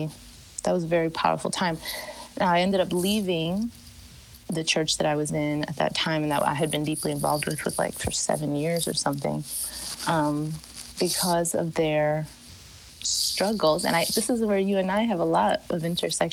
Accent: Chicago, Illinois, United States; I was born and raised in Chicago.

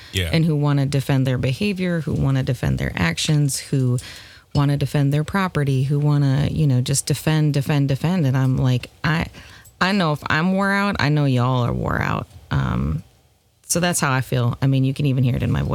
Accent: Minnesota, United States; I'm Midwestern by birth. I am Minnesotan at that.

